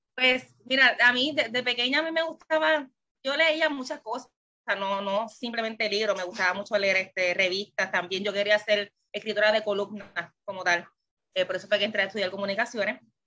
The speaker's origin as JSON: {"language": "Spanish", "country": "Puerto Rico", "said": "soy de Puerto Rico"}